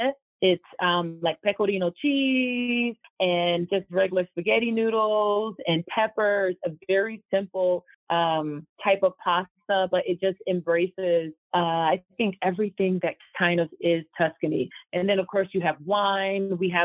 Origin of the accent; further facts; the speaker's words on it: Boca Raton, Florida, United States; moved away as an adult; also born or lived in New York; now in Florence, Italy; Yes, I'm American. I'm originally from an area called Boca Raton in Florida, Meridian.